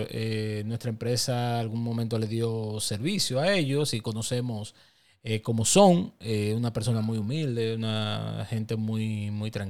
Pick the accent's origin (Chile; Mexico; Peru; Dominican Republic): Dominican Republic; día todos vivimos aquí, todos pertenecemos a la República Dominicana, todos somos dominicanos